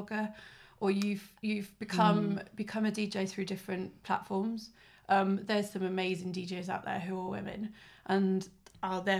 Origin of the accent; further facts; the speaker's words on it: Tenby, Wales, United Kingdom; now in Cardiff, United Kingdom; I'm from Tenby, South Wales